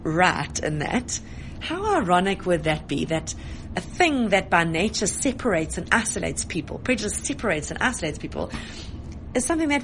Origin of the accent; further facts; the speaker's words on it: Johannesburg, Gauteng, South Africa; I was born in Joburg.